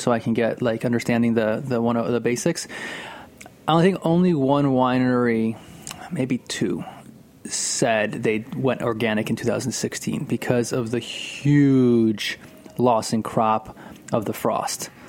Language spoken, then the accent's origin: English; Northeast, United States; I'm from the Northeast here